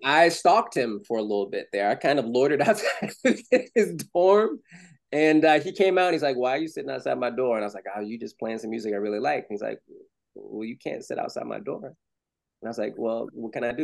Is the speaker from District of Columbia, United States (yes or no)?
yes; Washington, District of Columbia, United States; now in Atlanta, United States; I grew up in Washington D.C.